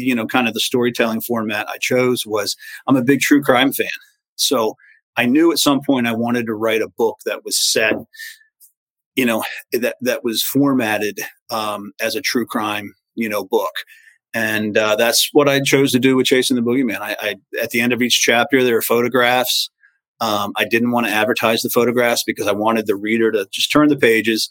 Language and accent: English; Edgewood, Maryland, United States; I grew up in a place called Edgewood in Maryland